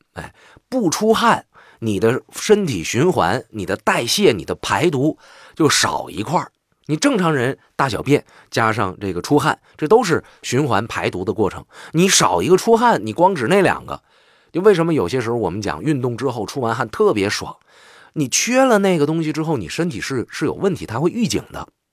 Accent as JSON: {"language": "Chinese", "region": "Northeast China", "country": "China", "said": "我就是纯正的东北人"}